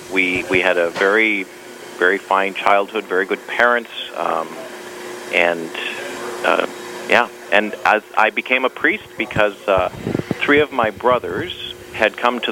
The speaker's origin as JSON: {"language": "English", "town": "Richfield", "region": "Minnesota", "country": "United States", "tie": "born or raised there", "said": "I'm from the Twin Cities. I grew up in Richfield, which is the first suburb south of Minneapolis, in a large family of 11 children."}